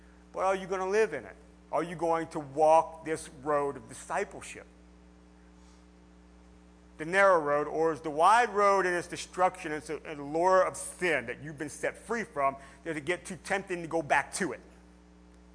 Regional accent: United States

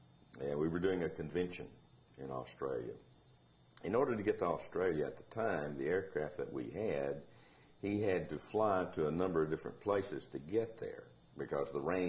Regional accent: Marked Tree, Arkansas, United States; moved away as an adult; now in Fort Worth, United States; I'm from Mark Tree, Arkansas. Little bitty nothing town, you know.

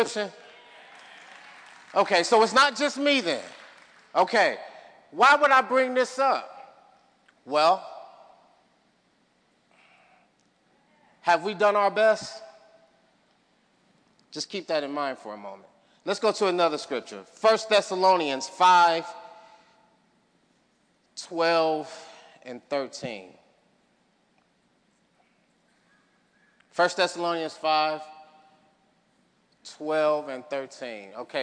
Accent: Chicago, Illinois, United States; moved away; my hometown, Chicago

